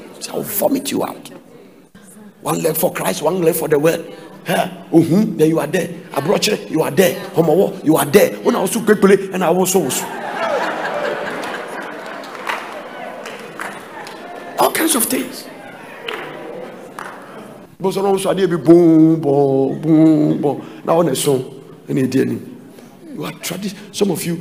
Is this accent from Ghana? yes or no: yes; Ghana; I am from a chieftaincy family. I am from Adonte. That is where I'm coming